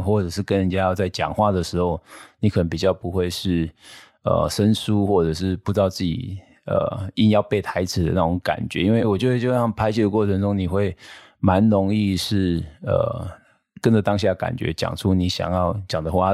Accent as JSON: {"language": "Chinese", "country": "Taiwan", "said": "我们台湾"}